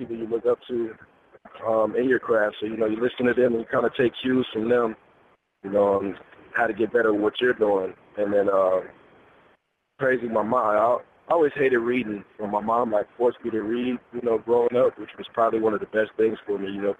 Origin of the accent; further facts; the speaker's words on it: Kansas City, Missouri, United States; I'm from Kansas City.